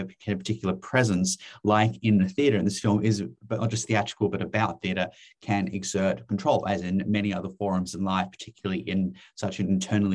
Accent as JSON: {"language": "English", "region": "Western Cape", "country": "South Africa", "tie": "born or raised there", "said": "I grew up in the Southern Cape"}